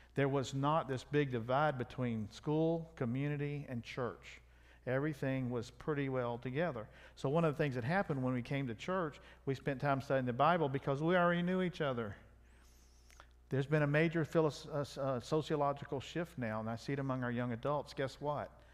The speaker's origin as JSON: {"language": "English", "region": "South Louisiana", "country": "United States", "said": "I'm from South Louisiana"}